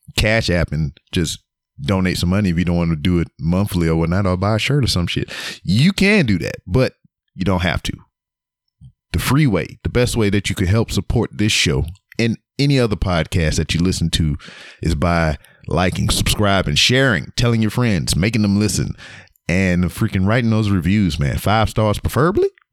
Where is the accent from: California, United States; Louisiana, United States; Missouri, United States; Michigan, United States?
Louisiana, United States; now in Texas, United States; I'm from Louisiana